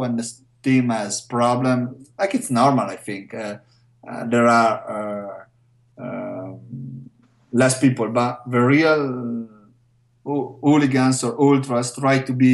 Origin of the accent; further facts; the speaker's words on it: Verona, Veneto, Italy; because I'm from Verona